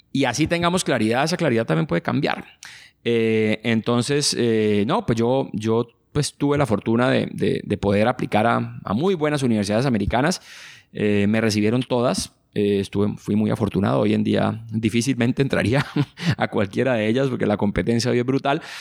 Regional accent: Cali, Valle del Cauca, Colombia; Crecí en Cali y tuve una infancia muy feliz en el sur de Cali, que era una zona en esa época muy, digamos, poco desarrollada de alguna manera, con carreteras despavimentadas, con muchos ríos

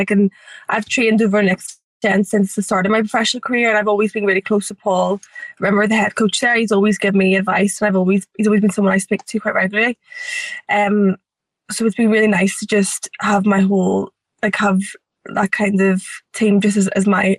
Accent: Ireland; we're both from Ireland.

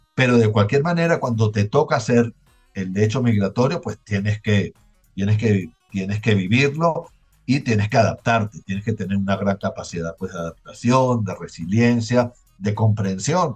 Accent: Venezuela; now in Colombia; yo no puedo decir que, que yo salí de Venezuela pues por una situación económica eh, gravísima

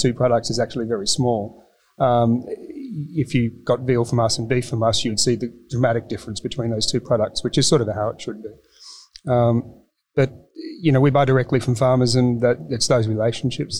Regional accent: Melbourne, Victoria, Australia; now in Sydney, Australia; I grew up in Melbourne, very suburban

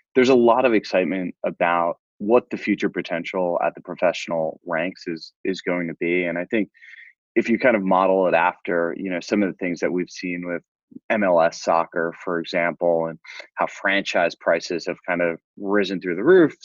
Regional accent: Fire Island, Long Island, New York, United States; I grew up on Fire Island, which is a small resort island off the south shore of Long Island

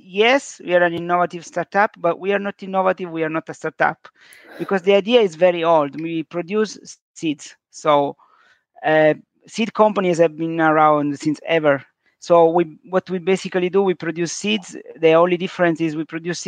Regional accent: south of Sicily, Italy; English is a second language; moved away; also born or lived in London; As an immigrant from the south of Sicily

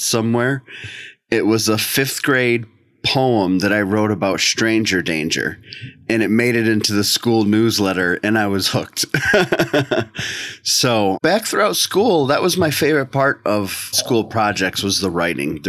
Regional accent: just outside of Boston, Massachusetts, United States; now in central New York, United States; I grew up for most of my childhood just outside of Boston, about a half an hour, 45 minutes outside of Boston

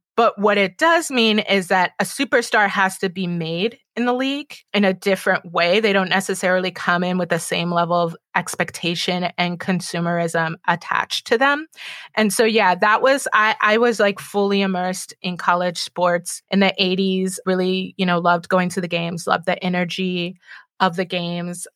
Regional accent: Illinois, United States; also born or lived in Oakland; now in Baltimore, United States; growing up in Illinois and having family from Chicago

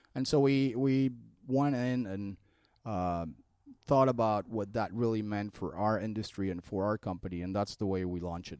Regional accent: Mexico City, Mexico; moved away as an adult; also born or lived in Colombia; now in United States; I'm originally from Mexico City. I came to the U S in two thousand four.

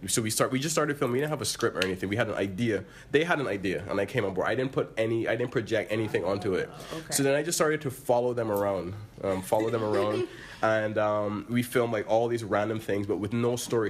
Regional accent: Barbados; moved away as an adult; I'm from Barbados and we didn't really have that there

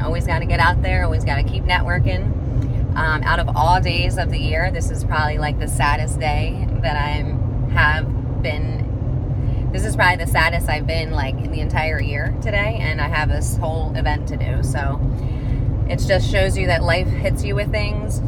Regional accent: New Jersey, United States; now in Las Vegas, United States; I'm from Jersey

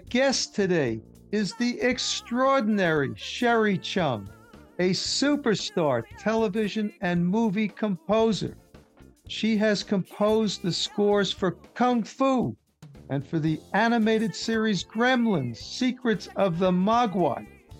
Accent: New York City, New York, United States; she's from my hometown, Queens, New York.

